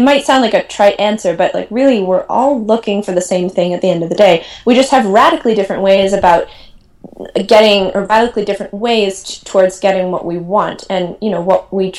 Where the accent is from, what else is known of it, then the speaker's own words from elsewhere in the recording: Milwaukee, Wisconsin, United States; moved away; also born or lived in Madison, Wisconsin; I'm from Milwaukee, Wisconsin, grew up there, went to school at Madison